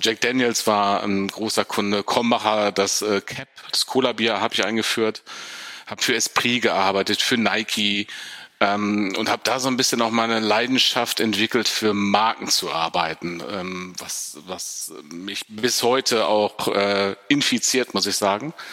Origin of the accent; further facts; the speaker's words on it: Dortmund, North Rhine-Westphalia, Germany; Pottjunge in mir durch in Sprache und äh, auch Klarheit der Ansagen. Das ist in mir drin tatsächlich. Ich bin Dortmunder.